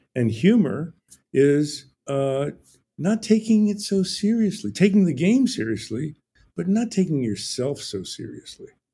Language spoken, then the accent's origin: English; New Jersey, United States; now in Ojai, United States; I grew up in New Jersey